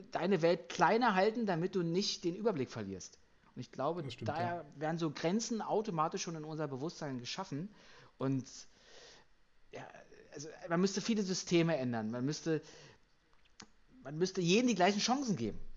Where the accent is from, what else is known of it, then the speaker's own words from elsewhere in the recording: Kiel, Schleswig-Holstein, Germany; Als Kieler bin ich aber auch nicht, äh, dürfte ich auch nicht unnötig sein, weil Halbfinale ist Halbfinale für so einen Kieler Verein.